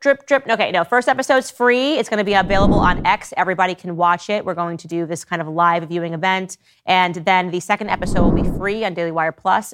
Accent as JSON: {"language": "English", "region": "Connecticut", "country": "United States", "tie": "born or raised there", "said": "I grew up in Connecticut"}